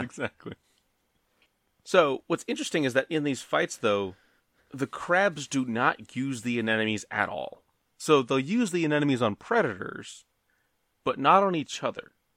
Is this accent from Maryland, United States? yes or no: yes; Maryland, United States; we're from Maryland